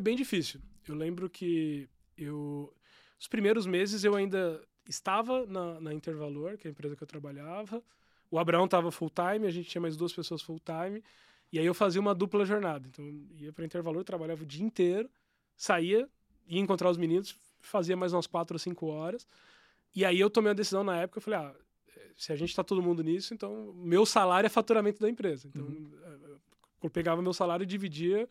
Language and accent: Portuguese; São Bernardo do Campo, São Paulo, Brazil; also born or lived in Guaianazes, São Paulo; now in Campinas, Brazil; Eu cresci em São Bernardo do Campo